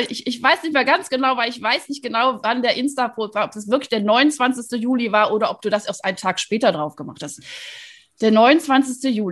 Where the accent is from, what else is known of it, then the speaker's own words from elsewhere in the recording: Rhineland, Germany; So, weil wir sind nämlich beide aus dem Rheinland, ne?